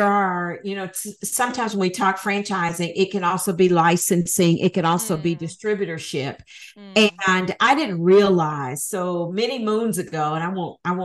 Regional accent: Huntsville, Alabama, United States; moved away as an adult; also born or lived in Atlanta, Georgia / Nashville, Tennessee; I needed to move back to my hometown of Huntsville, Alabama

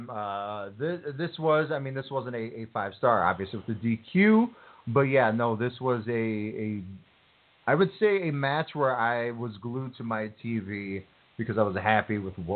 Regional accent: Los Angeles, California, United States; you weren't there for me, you know, in in Los Angeles, my hometown, where I trained

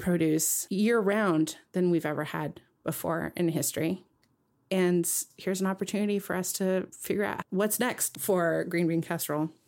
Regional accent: West Coast, United States; moved away; also born or lived in Midwest; I grew up knowing on the West Coast and even living in the Midwest.

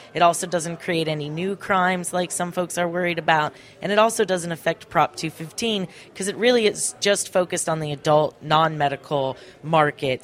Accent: Ventura County, California, United States; I I grew up in Ventura County

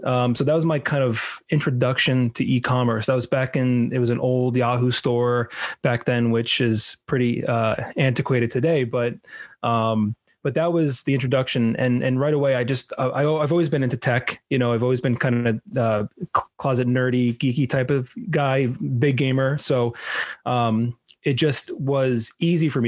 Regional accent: New York, United States; moved away as an adult; now in South Florida, United States; So I'm originally from New York. I grew up in New York

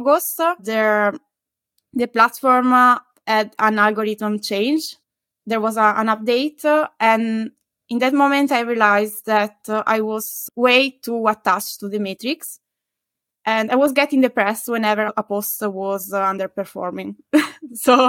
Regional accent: Italy; English is a second language; moved away as an adult; also born or lived in Glasgow / Lisbon / Paris; now in Madrid, Spain; I'm Italian

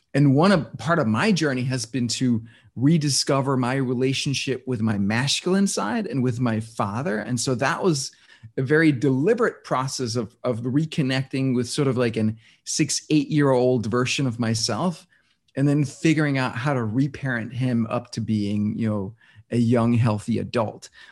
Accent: Denmark; now in New York City, United States; I was born and raised in Denmark

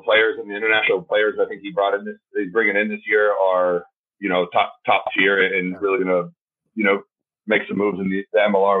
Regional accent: Florida, United States; moved away as an adult; also born or lived in Atlanta, Georgia / Cardiff, Wales; now in New Orleans, United States; being from the South, growing up in Florida, went to college in Atlanta

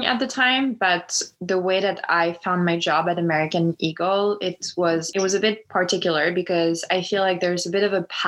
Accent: Lyon, Auvergne-Rhône-Alpes, France; moved away as an adult; now in United States; growing up in Lyon

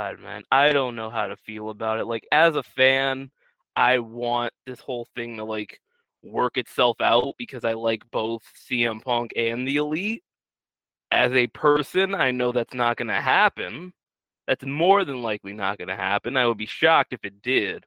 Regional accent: New Orleans, Louisiana, United States; I grew up in New Orleans

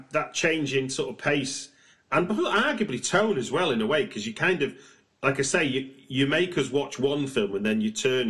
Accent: United Kingdom; I'm a British watcher

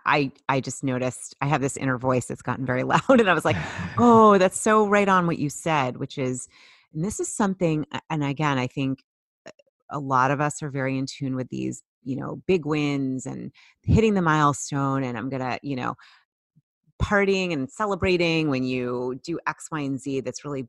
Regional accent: Boston, Massachusetts, United States; I grew up in the Boston area

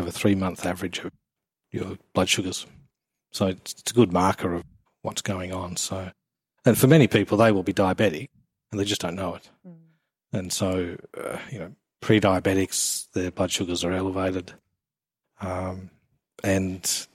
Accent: England, United Kingdom; now in Australia; I'm actually English

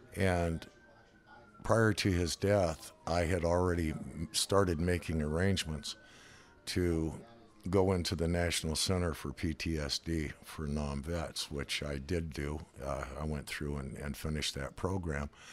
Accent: Reno, Nevada, United States; moved away as an adult; also born or lived in La Harpe, Illinois / Texas / Colorado; now in California, United States; by the time I was about five or six, seven years old, we moved to Reno

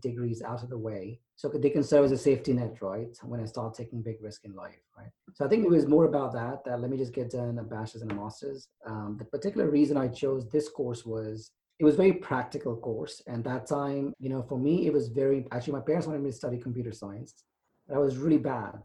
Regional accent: England, United Kingdom; also born or lived in India / Silicon Valley / Texas; now in Houston, United States; I was actually born in India, and I grew up in England, and then moved here

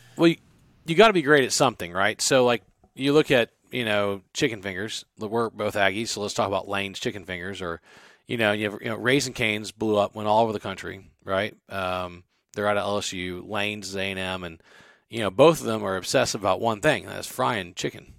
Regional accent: Baton Rouge, Louisiana, United States; moved away; I'm from Baton Rouge

